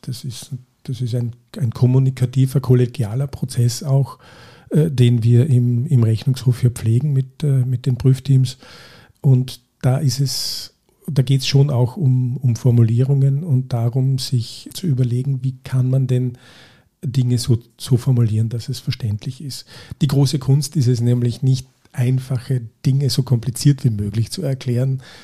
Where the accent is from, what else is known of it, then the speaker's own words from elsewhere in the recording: St. Veit an der Glan, Carinthia, Austria; ich komme aus Kärnten, aus St. Veit an der Glan